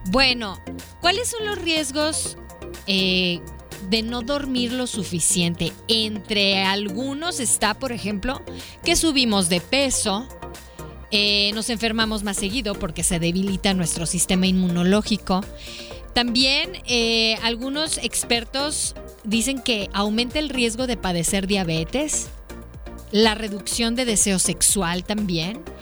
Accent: Mexico; La mexicana, así somos los mexicanos nos hacen cosquillitas

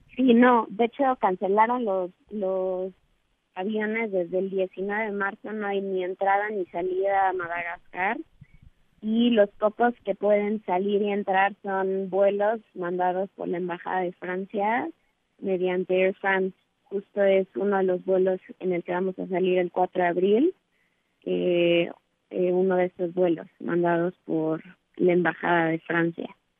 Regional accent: Mexico; somos tres mexicanas

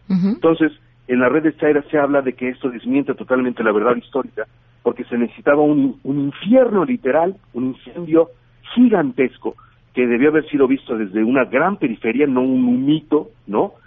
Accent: Mexico City, Mexico; soy de la Ciudad de México, mi departamento que yo estaba rentando después del temblor del 19 de septiembre se, se, partió a la mitad

